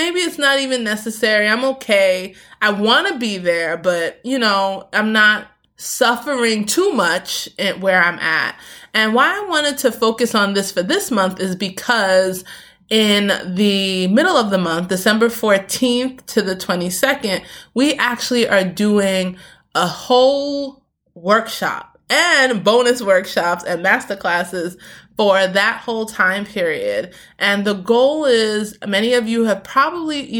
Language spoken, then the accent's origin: English; New York City, New York, United States; also born or lived in Queens; I grew up in Brooklyn, concrete